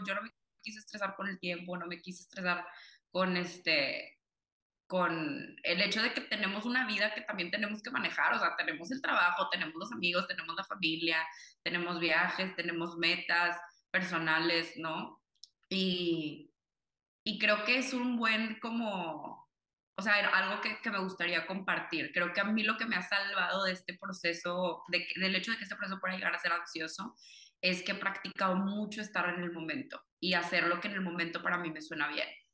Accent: Monterrey, Nuevo León, Mexico; also born or lived in Cuba; yo nací en Cuba, toda mi familia es cubana, pero me crié aquí en Monterrey

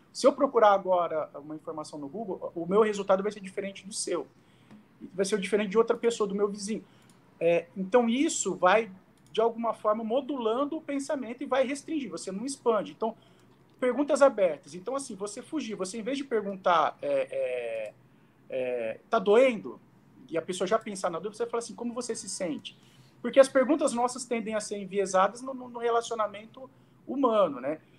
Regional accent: Araraquara, São Paulo, Brazil; na cidade onde eu nasci, em Araraquara

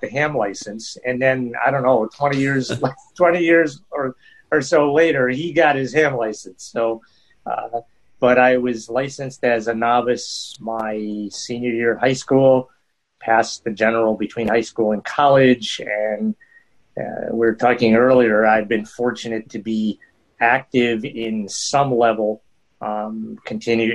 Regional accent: a small town north of Albany, New York, United States; now in Albany, United States; I grew up in a small town north of here and moved here after getting married.

